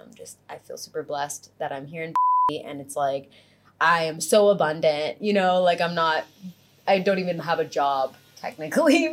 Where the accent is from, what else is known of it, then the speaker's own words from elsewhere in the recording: Fort Lauderdale, Florida, United States; now in Los Angeles, United States; Originally from Fort Lauderdale, Florida, but most recently, LA.